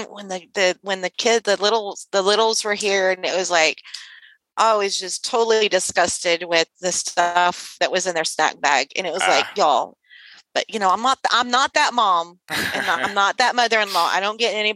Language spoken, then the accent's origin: English; Sealy, Texas, United States; when I was growing up in Sealy